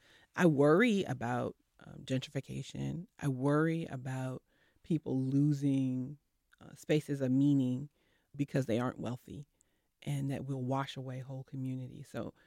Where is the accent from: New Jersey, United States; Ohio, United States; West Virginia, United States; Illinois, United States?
New Jersey, United States; now in North Carolina, United States; I'm from Jersey, so you know, evidently.